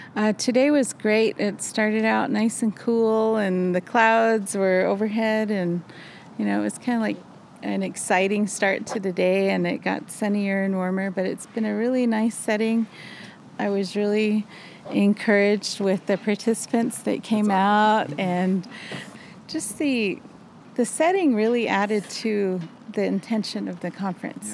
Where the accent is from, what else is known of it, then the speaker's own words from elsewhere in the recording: Shiprock, New Mexico, United States; I'm from Shiprock